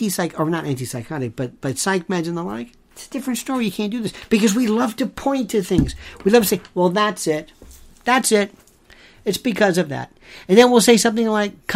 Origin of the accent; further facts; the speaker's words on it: Florida, United States; Growing up in Florida